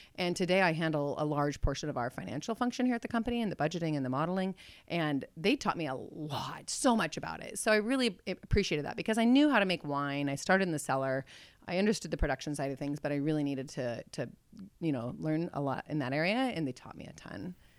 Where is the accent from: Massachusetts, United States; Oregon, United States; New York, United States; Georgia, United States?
Oregon, United States; Mount Angel; also born or lived in Newberg, Oregon; I was born in the Willamette Valley. I've been here my whole life